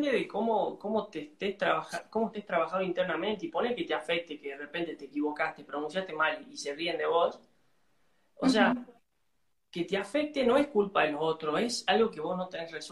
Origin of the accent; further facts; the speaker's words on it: Salta, Argentina; ¿De dónde soy? Soy de Salta, la linda. Salta es al norte de Argentina.